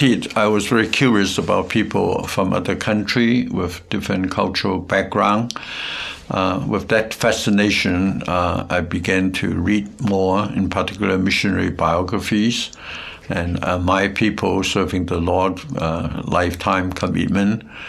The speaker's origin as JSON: {"language": "English", "country": "Hong Kong", "tie": "born or raised there", "also_born_or_lived": "South China", "said": "I was born in South China and grew up in Hong Kong."}